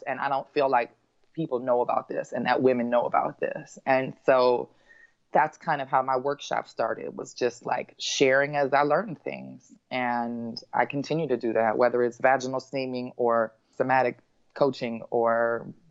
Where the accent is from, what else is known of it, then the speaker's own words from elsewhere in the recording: Los Angeles, California, United States; I grew up in Los Angeles